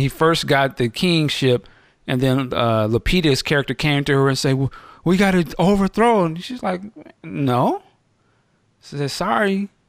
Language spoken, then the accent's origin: English; United States; I'm the one being subconscious because I was raised here in America.